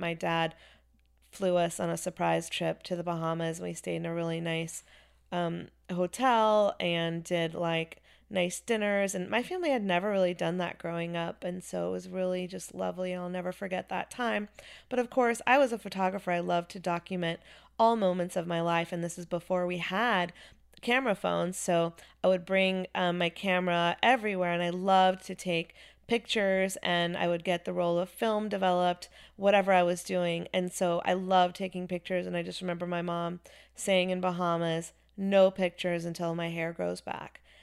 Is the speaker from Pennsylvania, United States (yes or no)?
no; Chapel Hill, North Carolina, United States; also born or lived in Wilmington, North Carolina; I grew up in Chapel Hill, North Carolina.